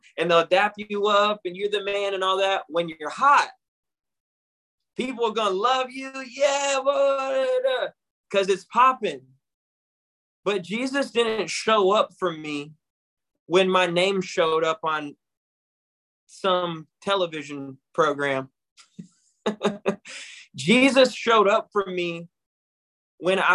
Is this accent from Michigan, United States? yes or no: yes; Battle Creek, Michigan, United States; I'm from Battle Creek, Michigan, a city that is known as a factory town